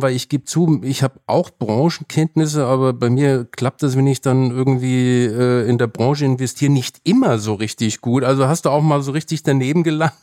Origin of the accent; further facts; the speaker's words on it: Germany; bei uns in Deutschland